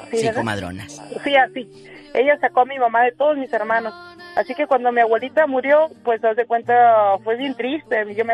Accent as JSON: {"language": "Spanish", "town": "Tepehuanes", "region": "Durango", "country": "Mexico", "tie": "born there", "said": "En es Durango, México."}